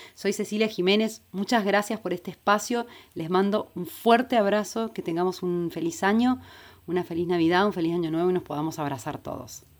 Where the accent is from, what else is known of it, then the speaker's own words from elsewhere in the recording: San Luis, Argentina; yo vengo de la provincia de San Luis